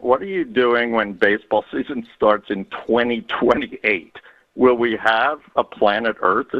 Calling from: Los Altos, California, United States; I've been calling from Los Altos, California.

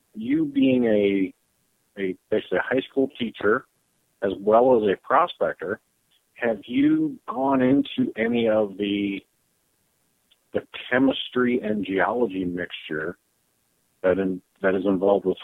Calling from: Phoenix, Arizona, United States

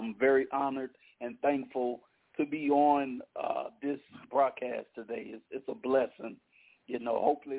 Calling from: Opelousas, Louisiana, United States; Calling in from Opelousas, Louisiana.

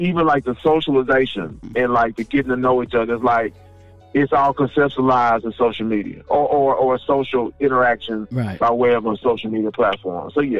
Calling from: Houston, Texas, United States; calling from Houston, Texas.

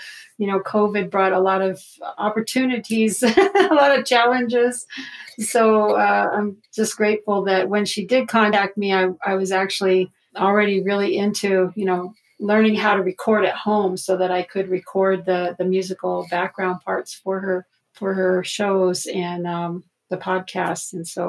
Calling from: Zuni Pueblo, New Mexico, United States; Yes, I'm here in Zuni Pueblo, New Mexico, and we're way out in the middle of nowhere

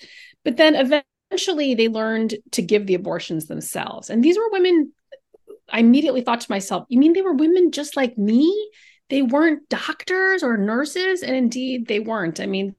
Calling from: Weston, Massachusetts, United States; I live in a town called Weston, which is about 25 minutes out of Boston. So it's a really lovely place to live, except today where it's raining.

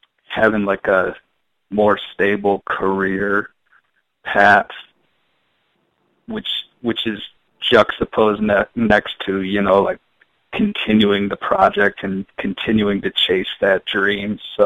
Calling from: Chicago, Illinois, United States; This is … from Chicago.

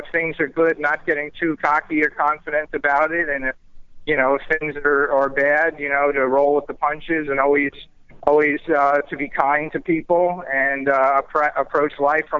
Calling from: Boca Raton, Florida, United States; I'm actually down in Florida in Boca Raton.

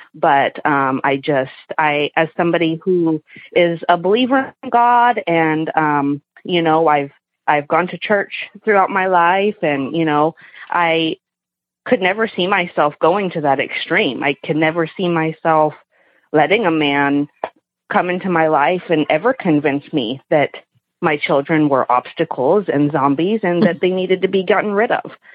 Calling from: Portland, Oregon, United States; I'm calling from Portland, Oregon

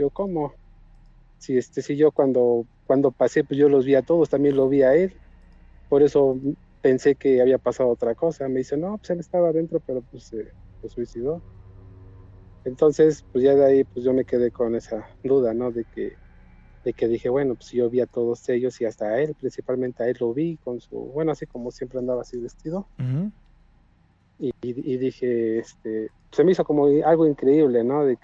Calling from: Hidalgo, Mexico; De acá, del estado de Hidalgo.

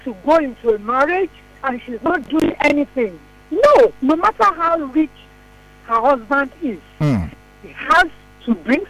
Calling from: Lagos, Nigeria; Okay, I'm calling from Lagos.

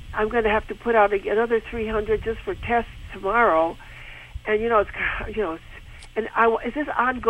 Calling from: Seal Beach, California, United States; I'm calling from Seal Beach, California.

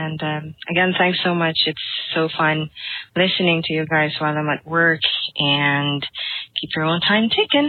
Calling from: Philippines; English is a second language; I'm calling from the Philippines. I think that I'm the first caller from the Philippines.

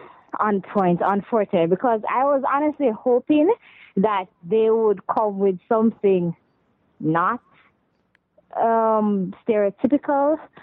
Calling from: Jamaica

